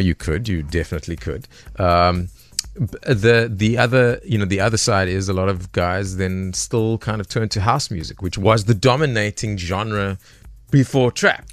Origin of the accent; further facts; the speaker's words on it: Johannesburg, Gauteng, South Africa; Born and raised in the East Rand of, uh, Joburg